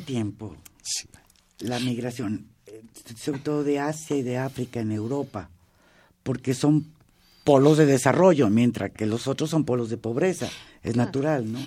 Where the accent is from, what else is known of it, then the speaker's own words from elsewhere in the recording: Mexico; Estoy hablando como mexicana